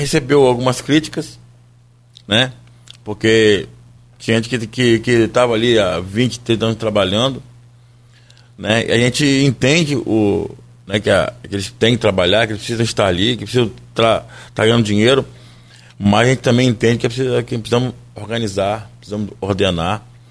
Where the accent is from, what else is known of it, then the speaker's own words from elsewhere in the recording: Brazil; nós que, que somos brasileiros